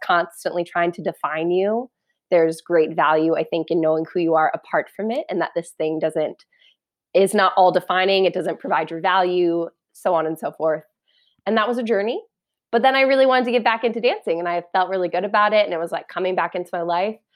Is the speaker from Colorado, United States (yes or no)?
yes; Parker, Colorado, United States; now in New York, United States; I grew up in Parker, Colorado, which is like an hour southeast of Denver